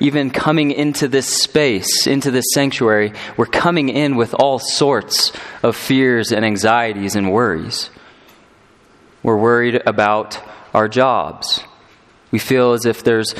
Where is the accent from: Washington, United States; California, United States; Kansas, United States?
California, United States; now in Colorado, United States; I'm from California, and us Californians, as we've been making the exodus into Colorado